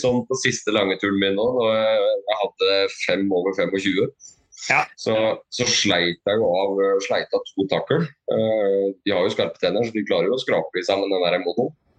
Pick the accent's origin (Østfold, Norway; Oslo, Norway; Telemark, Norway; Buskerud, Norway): Telemark, Norway; Skien; moved away; jeg er fra Skien